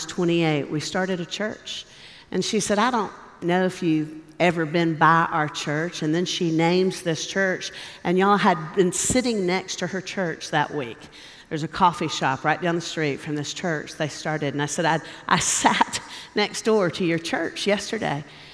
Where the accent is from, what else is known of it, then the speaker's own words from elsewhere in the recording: Nashville, Tennessee, United States; Nashville. That's where I'm from